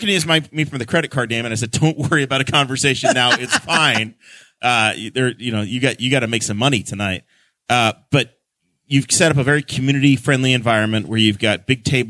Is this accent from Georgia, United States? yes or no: no; New York, United States; also born or lived in Massena, New York; now in New Castle, Indiana, United States; I'm originally from New York State.